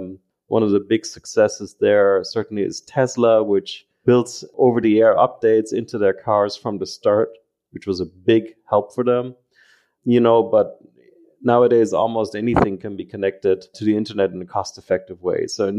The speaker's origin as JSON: {"language": "English", "country": "Germany", "tie": "born or raised there", "also_born_or_lived": "Ireland / United States", "said": "You know, I've been born and raised in Germany, but I spent a lot of time in Ireland and the United States, hence the accent."}